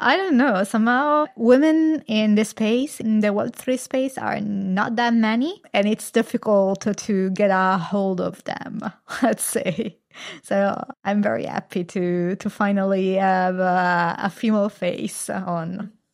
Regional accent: Italy; I come from Italy. It's a very Catholic country

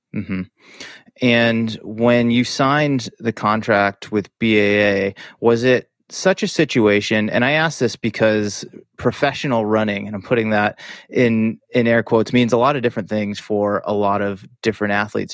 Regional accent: Massachusetts, United States; moved away; I grew up in Massachusetts, spent many years training and living in and around Boston

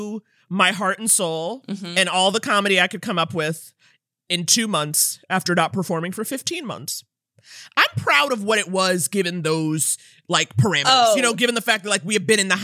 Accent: New York City, New York, United States; now in California, United States; I grew up in New York City, went to private school on the Upper East Side

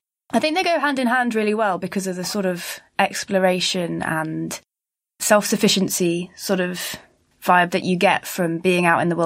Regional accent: Bristol, South West England, United Kingdom; I'm from Bristol

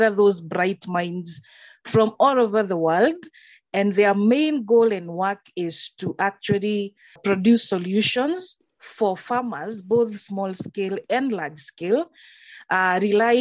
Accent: Kenya; moved away; I am a Kenyan.

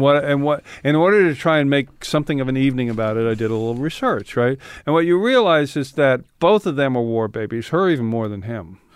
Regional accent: San Francisco, California, United States; I grew up in San Francisco.

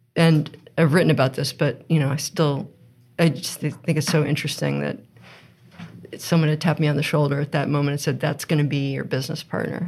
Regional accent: United States; moved away as an adult; also born or lived in California / Princeton, New Jersey; now in Vermont, United States; I was born in California. Um, we lived in Princeton, New Jersey for a while, but mainly I grew up in outside of DC

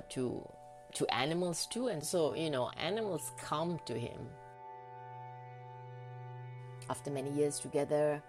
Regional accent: Malaysia; moved away as an adult; now in Norway; I grew up in Malaysia

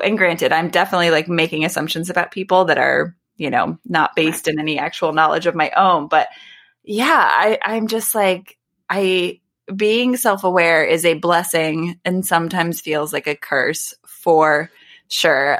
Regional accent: United States; I live in the United States. I am an American

